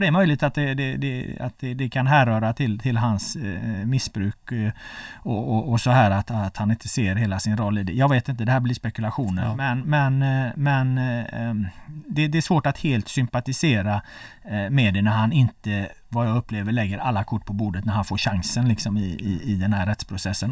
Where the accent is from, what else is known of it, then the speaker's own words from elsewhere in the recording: Gothenburg, Västra Götaland, Sweden; now in Stockholm, Sweden; jag är från Göteborg